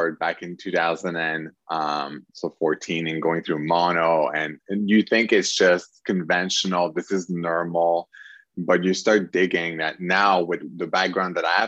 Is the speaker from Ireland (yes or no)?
no; Quebec, Canada; I come from Quebec, Canada